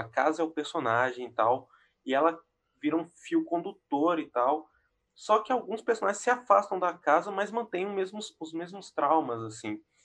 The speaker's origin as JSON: {"language": "Portuguese", "country": "Brazil", "said": "a gente sendo brasileiro"}